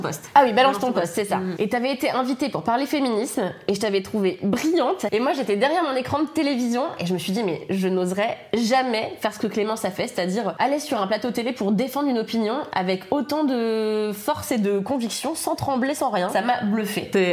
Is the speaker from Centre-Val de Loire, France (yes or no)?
no; Levallois-Perret, Île-de-France, France; also born or lived in Paris; je suis née à Paris, mais j'ai grandi à Levallois-Perret